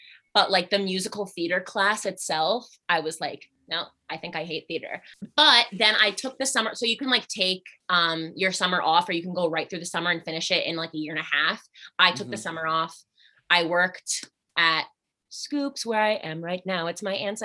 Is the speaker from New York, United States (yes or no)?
yes; Albany, New York, United States; moved away; I am originally from Albany, New York.